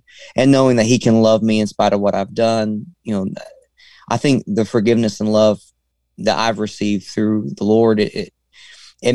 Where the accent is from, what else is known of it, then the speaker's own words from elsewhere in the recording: Arkansas, United States; I'm from Arkansas, which is still South